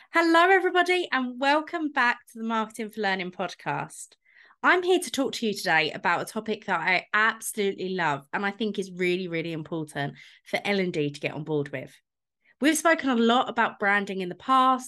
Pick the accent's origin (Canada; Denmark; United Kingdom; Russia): United Kingdom; London; I grew up in London, so I've been going into Starbucks since I was about eleven